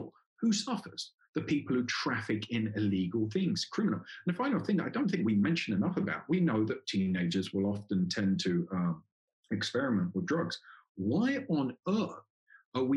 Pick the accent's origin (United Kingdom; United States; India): United Kingdom; England; moved away as an adult; also born or lived in Colombia; Obviously, I come from England